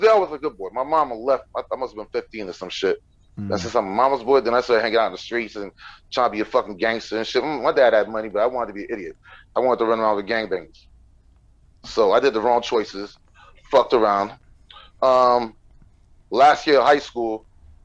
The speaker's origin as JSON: {"language": "English", "town": "Montreal", "region": "Quebec", "country": "Canada", "tie": "born or raised there", "said": "I was a crazy kid from Montreal"}